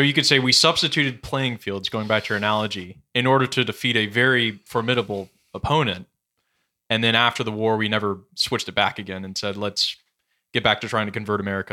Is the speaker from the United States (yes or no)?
yes; West Coast, United States; I'm from West Coast as well